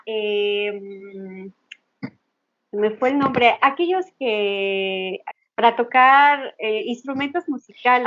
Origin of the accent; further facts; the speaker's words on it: Mexico; soy mexicana